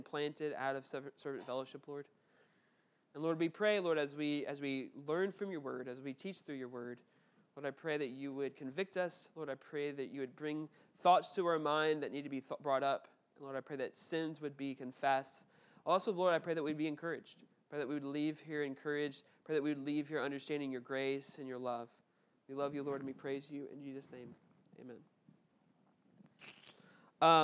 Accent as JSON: {"language": "English", "town": "Memphis", "region": "Tennessee", "country": "United States", "tie": "born or raised there", "said": "I grew up in Memphis and the Bartlett, Memphis area, which is like a suburb of Memphis"}